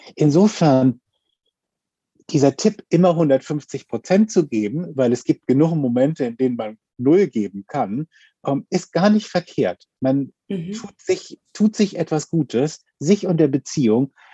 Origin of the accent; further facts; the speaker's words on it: Hamburg, Germany; ich komme aus Hamburg